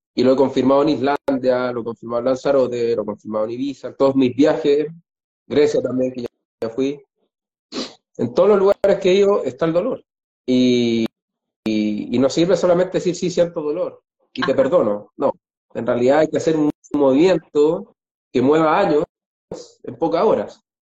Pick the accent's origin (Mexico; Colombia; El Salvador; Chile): Chile; moved away; los dos somos chilenos, los dos somos viajeros, los dos sabemos lo que es dejar el país